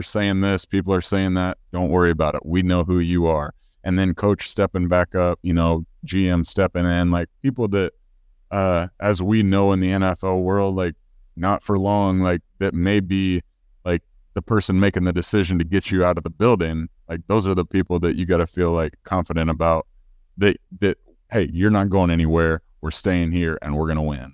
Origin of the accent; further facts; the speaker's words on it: Missouri, United States; I'm from the Show Me State.